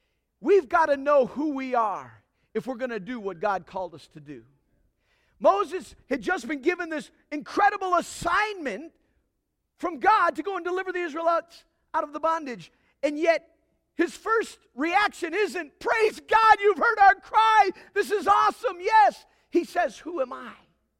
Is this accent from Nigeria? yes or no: yes; Nigeria; Now, some of y'all know that I grew up in Nigeria. And I was growing up in Nigeria and learning the culture. I was basically a Nigerian.